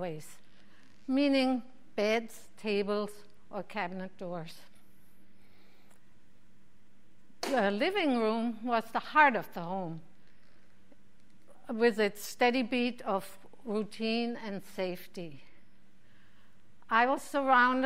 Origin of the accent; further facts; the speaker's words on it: Mainz, Rhineland-Palatinate, Germany; now in Phoenix, United States; My hometown of Mainz